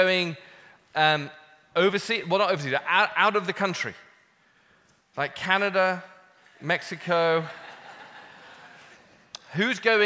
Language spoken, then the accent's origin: English; United Kingdom; I'm British